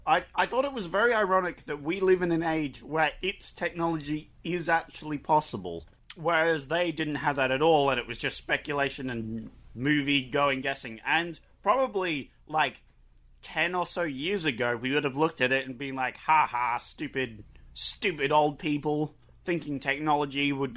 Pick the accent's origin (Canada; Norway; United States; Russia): Norway; accent: Canadian; Look, I had a foreign upbringing.